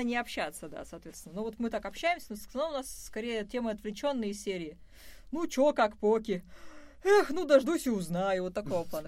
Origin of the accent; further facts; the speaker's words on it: Izhevsk, Udmurtia, Russia; moved away as an adult; now in Moscow, Russia; когда я уезжала из Ижевска